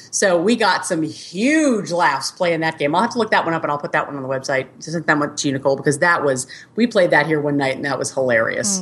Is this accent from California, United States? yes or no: no; Boston, Massachusetts, United States; moved away as an adult; now in Kansas City, United States; I was born and raised in Boston. So I didn't move to the Midwest until I was, met my husband, and I was almost 30